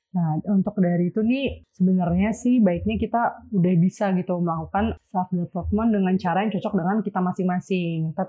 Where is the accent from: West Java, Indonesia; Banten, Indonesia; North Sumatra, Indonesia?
West Java, Indonesia; Depok; Aku dari Depok.